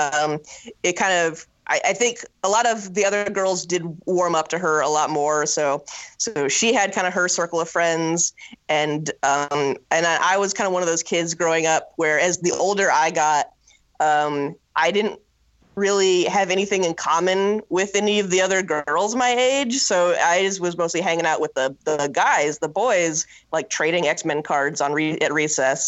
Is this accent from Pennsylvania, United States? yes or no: no; Norfolk, Nebraska, United States; I grew up in Norfolk, Nebraska.